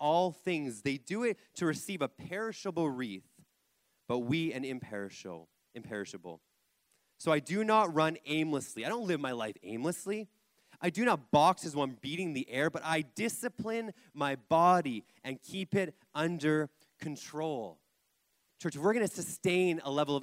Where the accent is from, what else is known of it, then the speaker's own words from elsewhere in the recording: Kelowna, British Columbia, Canada; I grew up in Kelowna, in church, going to youth.